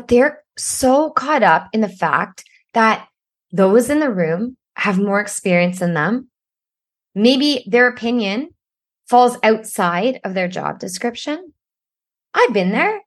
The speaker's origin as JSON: {"language": "English", "town": "Ottawa", "region": "Ontario", "country": "Canada", "tie": "born or raised there", "said": "I grew up in Ottawa"}